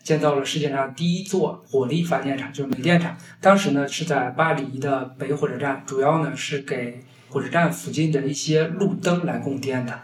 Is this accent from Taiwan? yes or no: no; Hebei, China; moved away as an adult; also born or lived in Liaoning; now in Beijing, China; 因为我家乡是在河北，然后我原来在辽宁工作呢